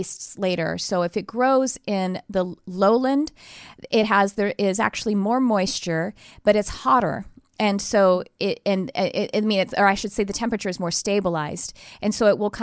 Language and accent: English; Texas, United States; now in California, United States; I'm actually originally from Texas